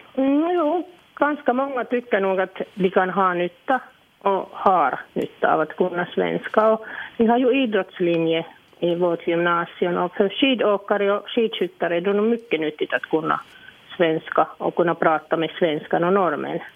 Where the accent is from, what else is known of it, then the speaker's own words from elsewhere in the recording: Iisalmi, North Savo, Finland; first language Finnish; Swedish is a second language; now in Sotkamo, Finland; jag är ju från Savolax, en liten stad som heter Idensalmi eller Isalmi på finska.